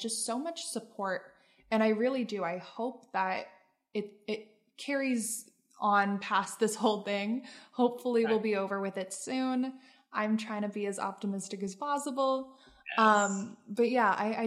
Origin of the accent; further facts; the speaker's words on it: Pennsylvania, United States; now in New York, United States; back home in my home state of Pennsylvania